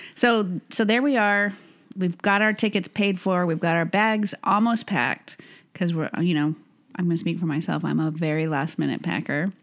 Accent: United States; We're old American lesbians

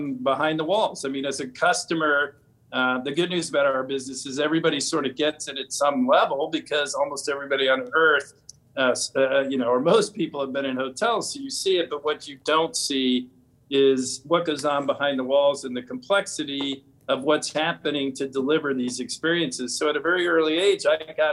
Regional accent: Washington, District of Columbia, United States; I grew up in the Washington, D.C. area

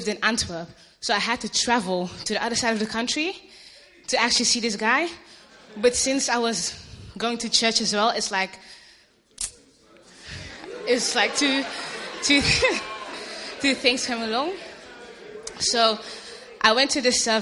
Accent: Ghana; I'm Ghanaian, I'm African

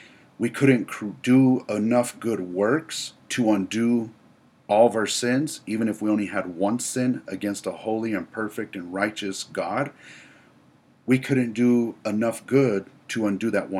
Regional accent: United States; I am an American

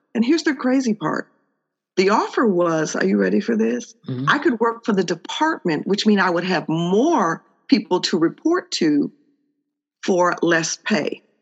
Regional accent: Chicago, Illinois, United States; I'm born and raised in Chicago

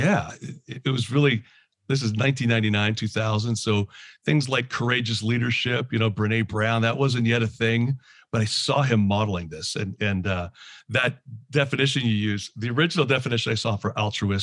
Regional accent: Canada; moved away as an adult; also born or lived in London, Ontario / New Jersey; now in Philadelphia area, United States; I'm actually originally from Canada. I live in the Philadelphia area now

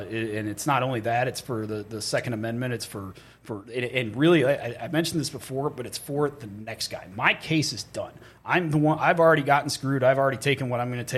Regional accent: New York, United States; in my home state of New York

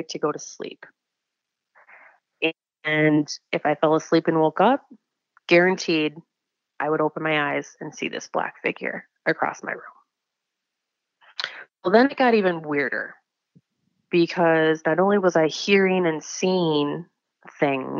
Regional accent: Wisconsin, United States; I am 29 from Wisconsin

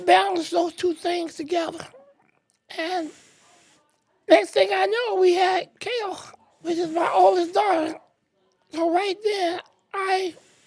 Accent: Sumter County, South Carolina, United States; moved away as an adult; I grew up in Sumter County. I'm a graduate of Hillcrest High School.

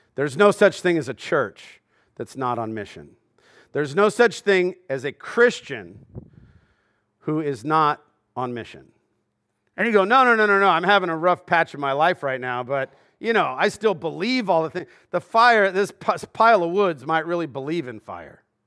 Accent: Southern California, United States; growing up in Southern California

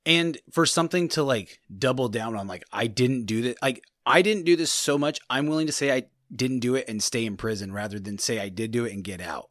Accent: California, United States; we're from California

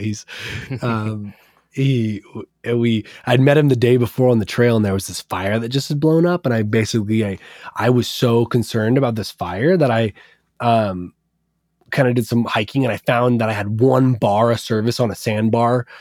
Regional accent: Portland, Oregon, United States; growing up in Portland

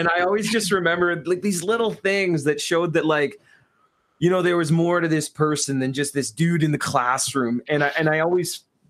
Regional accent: Southeastern Ontario, Canada; I grew up in Southeastern Ontario.

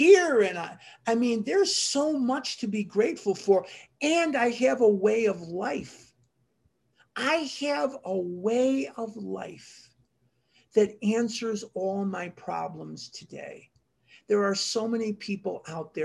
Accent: Chicago, Illinois, United States; now in Scottsdale, United States; When I was a little kid growing up in Chicago

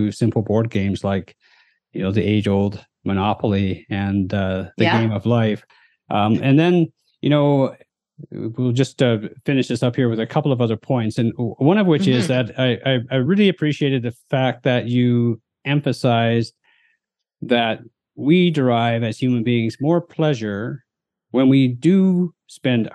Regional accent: Chilliwack, British Columbia, Canada; as a Western Canadian, I grew up just outside of Vancouver in a small town called Chilliwack.

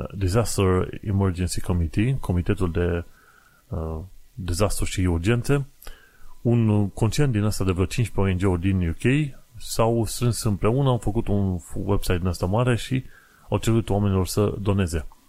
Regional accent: Romania

